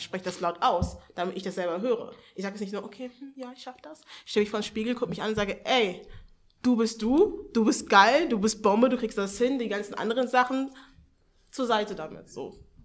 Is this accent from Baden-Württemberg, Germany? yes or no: no; Hanover, Lower Saxony, Germany; ich bin 21 Jahre alt, ich komme aus Hannover.